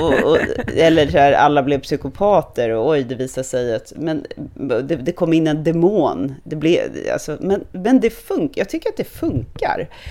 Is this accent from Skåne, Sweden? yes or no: no; Stockholm, Stockholm County, Sweden; also born or lived in United States / Hong Kong / France; jag är född och uppvuxen i Stockholm, att jag är stockholmare